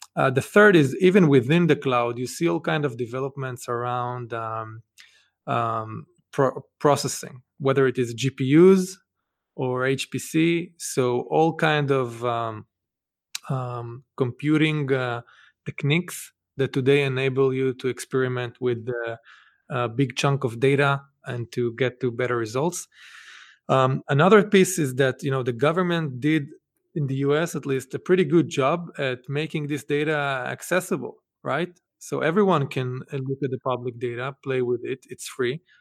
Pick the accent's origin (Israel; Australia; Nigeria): Israel; moved away as an adult; now in Boston, United States; I grew up actually in Israel